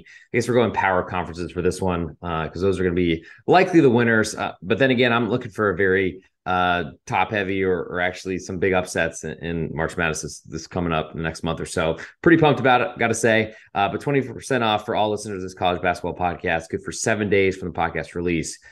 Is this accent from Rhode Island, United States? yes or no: yes; Providence, Rhode Island, United States; I am from Providence